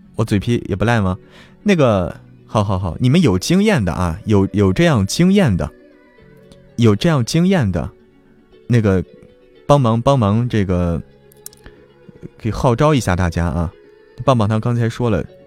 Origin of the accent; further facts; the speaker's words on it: Zhangjiakou, Hebei, China; 我是河北张家口人